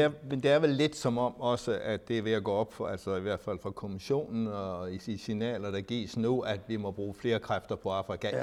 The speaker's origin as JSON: {"language": "Danish", "country": "Denmark", "said": "vi som danskere"}